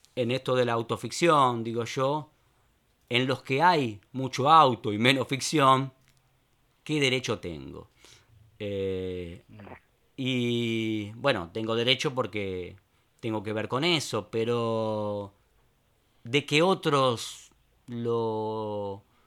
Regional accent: Buenos Aires, Argentina; also born or lived in Caballito, Buenos Aires; Yo nací en Palermo Viejo.

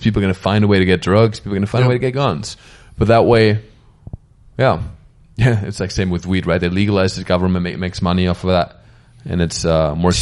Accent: Germany; now in Los Angeles, United States

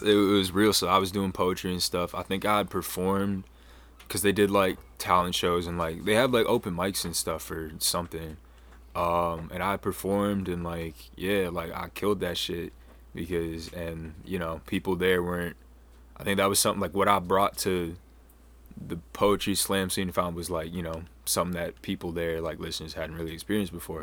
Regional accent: Falmouth, Maine, United States; also born or lived in Houston, Texas / Washington, D.C.; I was born in Houston. Um, was adopted by a family up here, and I ended up growing up, uh, in Falmouth

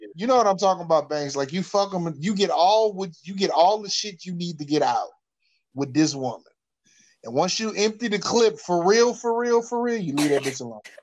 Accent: the South, United States; I'm from the South

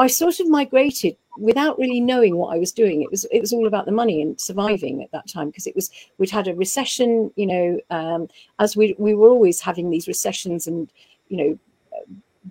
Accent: Folkestone, South East England, United Kingdom; also born or lived in Dover; I was born in Dover in Kent, and I went to school in Folkestone

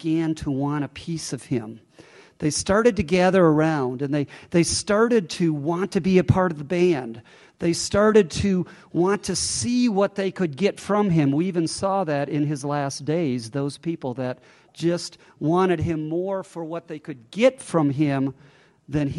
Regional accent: Northern Illinois, United States; I'm from Northern Illinois

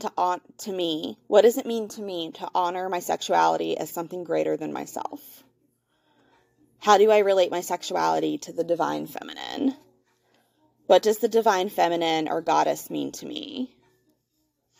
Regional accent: the Bible Belt, United States; I was born and raised here in the Bible Belt

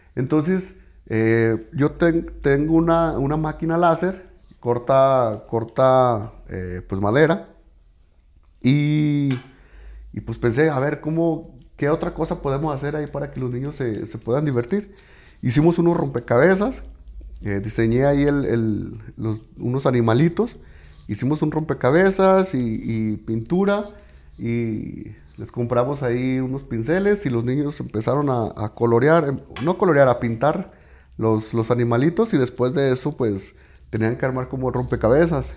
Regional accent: Mexico; como mexicanos nos nos falla

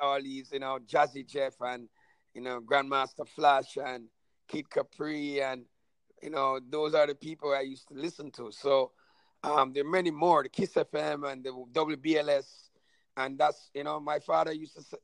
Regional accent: Kingston, Jamaica; I come from Vineyardtown, the east.

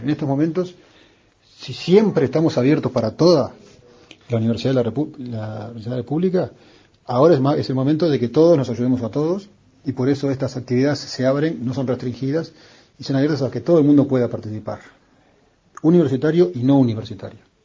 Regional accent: Uruguay; somos uruguayos

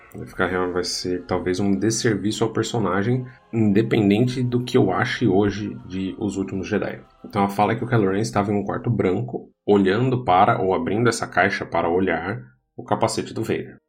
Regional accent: Brazil; eu e você somos brasileiros

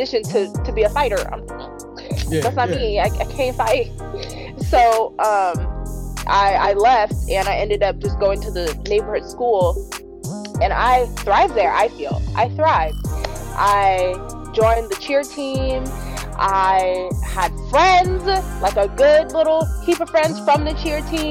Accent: San Diego, California, United States; I was born and raised in San Diego

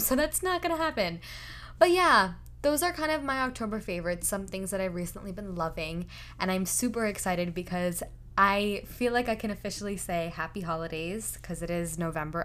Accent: India; I'm Indian

